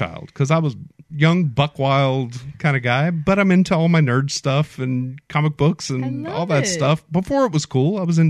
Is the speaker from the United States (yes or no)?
yes; Mobile, Alabama, United States; I'm from Mobile, born and raised.